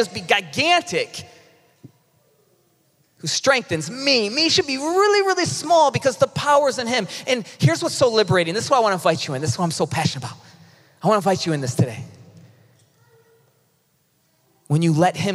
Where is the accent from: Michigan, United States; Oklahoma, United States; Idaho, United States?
Michigan, United States; Ypsilanti; moved away; I was born in Ypsilanti